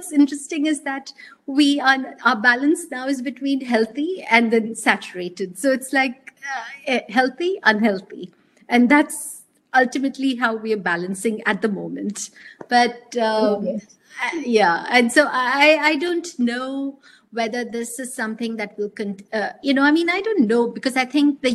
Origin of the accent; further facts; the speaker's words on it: South India, India; since I come from the South